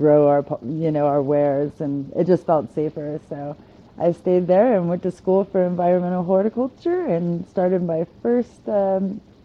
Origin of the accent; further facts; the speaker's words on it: Northern California, United States; I grew up in Northern California